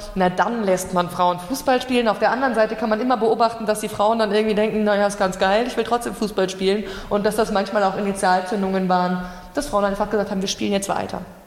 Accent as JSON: {"language": "German", "country": "Germany", "said": "ich als Deutsche"}